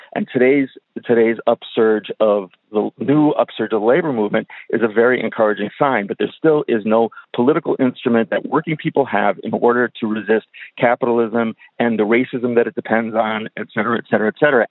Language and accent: English; Wisconsin, United States; also born or lived in Milwaukee; now in Montreal, Canada; I'm actually from Wisconsin, even though I'm living in Montreal now